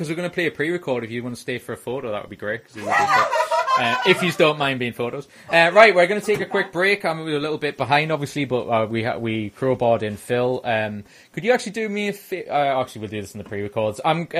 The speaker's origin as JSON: {"language": "English", "area": "Geordie Land", "region": "North East England", "country": "United Kingdom", "said": "Being from Geordie Land, I'm not quite sure where this is"}